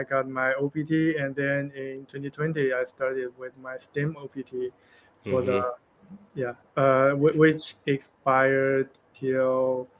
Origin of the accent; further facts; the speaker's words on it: China; moved away as an adult; also born or lived in United States; So I am from China. I came to U.S. In 2015 for master's degree